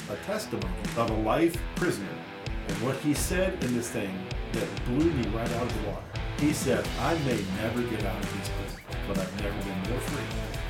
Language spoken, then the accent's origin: English; D.C. area, Maryland, United States; also born or lived in Roanoke, Virginia; now in Durango, United States; I was born and raised in Roanoke, Virginia. But as a, my dad was a contractor, and during that time, economy was bad. I had an uncle that was a pastor in Maryland, and was just wooing my mom and dad to move to the Maryland area, D.C. area, because the work was plentiful.